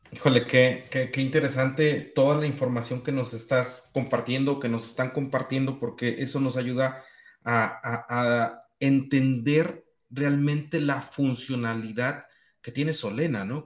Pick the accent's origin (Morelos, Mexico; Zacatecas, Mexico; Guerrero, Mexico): Morelos, Mexico; mi pueblo en Morelos, donde tenemos más de 40 años cultivando cebollas